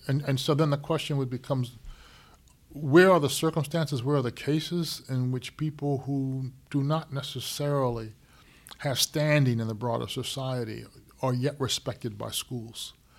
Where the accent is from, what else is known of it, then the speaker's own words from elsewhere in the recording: Syracuse, New York, United States; growing up in Syracuse